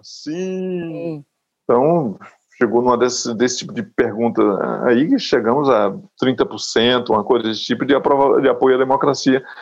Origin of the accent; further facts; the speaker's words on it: Rome, Lazio, Italy; moved away; Em Roma ainda tem as plaquinhas lá em toda parte em Roma, que foi onde eu cresci